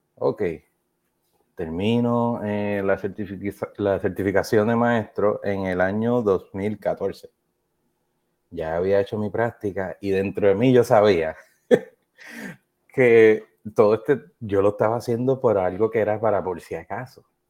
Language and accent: Spanish; Trujillo Alto, Puerto Rico; moved away as an adult; also born or lived in South Carolina / Hawaii; now in Kentucky, United States; me crié y crecí entre la ciudad y el campo, de donde yo soy natural, soy de Trujillo Alto